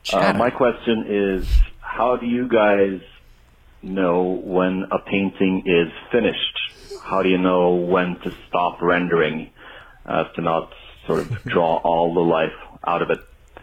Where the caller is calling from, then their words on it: Norway; I'm calling from Norway.